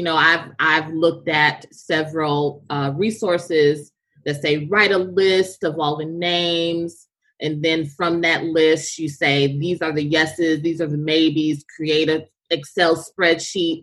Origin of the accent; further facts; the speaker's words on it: the South, United States; I'm from the South